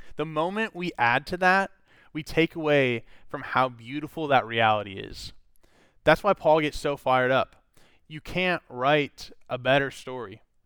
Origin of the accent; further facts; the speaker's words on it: Minnesota, United States; I grew up in Minnesota